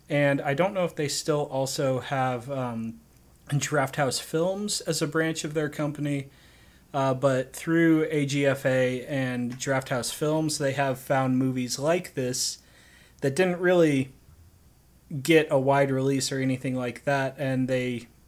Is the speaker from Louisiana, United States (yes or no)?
no; Orlando, Florida, United States; I should say, as a child growing up in Orlando, this was my experience.